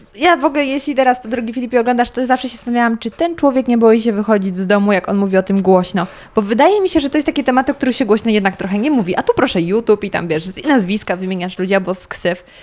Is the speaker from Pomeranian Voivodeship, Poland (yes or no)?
no; near Zgorzelec, Lower Silesian Voivodeship, Poland; jestem z Dolnego Śląska, okolice Zgorzelca